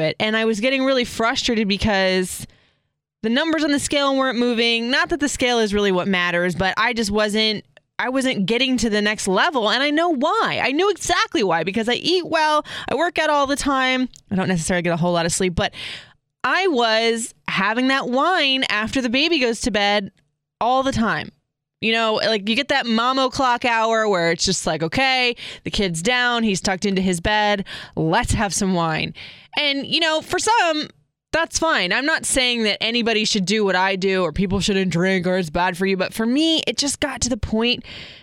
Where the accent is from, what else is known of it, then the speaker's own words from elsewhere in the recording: Florida, United States; Seminole High when I grew up in Florida